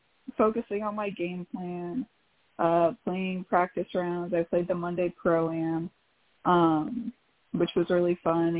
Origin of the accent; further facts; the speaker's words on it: Kennewick, Washington, United States; I am from Kennewick, Washington